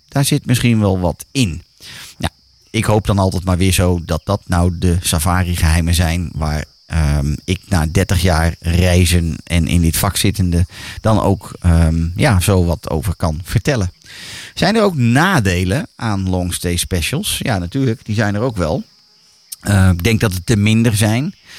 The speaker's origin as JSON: {"language": "Dutch", "country": "Netherlands", "said": "voor ons als Nederlander"}